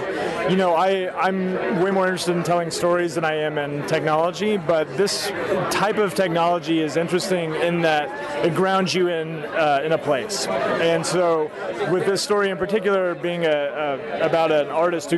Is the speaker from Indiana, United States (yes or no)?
no; Oklahoma, United States; moved away as an adult; also born or lived in Kansas; now in Austin, United States; I grew up in Oklahoma, but then went to the University of Kansas and studied filmmaking there, and then with a few exceptions, have basically been in Austin, Texas ever since